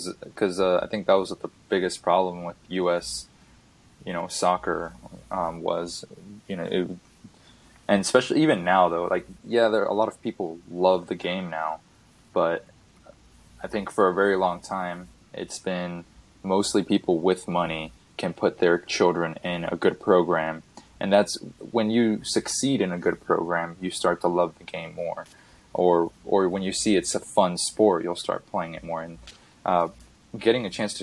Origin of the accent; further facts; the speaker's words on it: Miami, Florida, United States; born there; like for me, my kids all were born in Idaho and I was born in Miami.